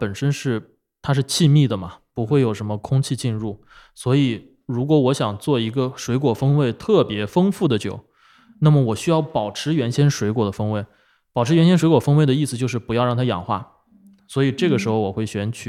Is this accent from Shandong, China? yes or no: yes; Binzhou, Shandong, China; 我山东滨州的，山东。